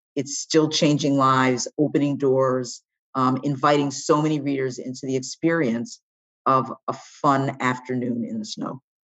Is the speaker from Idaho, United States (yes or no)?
no; Washington, District of Columbia, United States; And I was born in Washington, D C.